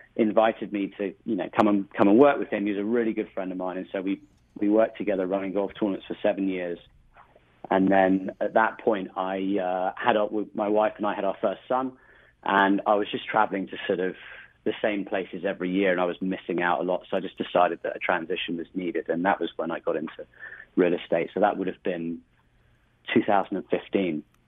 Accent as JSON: {"language": "English", "region": "rural England", "country": "United Kingdom", "tie": "born or raised there", "moved": "as an adult", "lives_now": "United States", "said": "I originally originally grew up just outside of London, about an hour away, in a small rural part of England"}